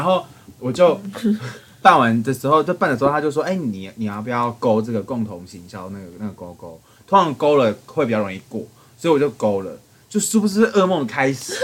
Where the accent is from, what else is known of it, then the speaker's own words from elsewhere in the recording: southern Taiwan, Taiwan; 我是南部的小朋友